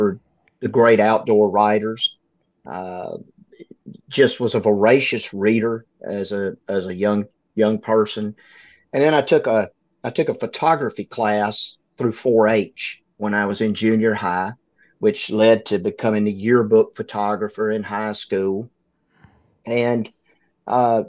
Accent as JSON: {"language": "English", "region": "Northeast Louisiana", "country": "United States", "tie": "born or raised there", "said": "I was born and raised in Northeast Louisiana, in a small farming community."}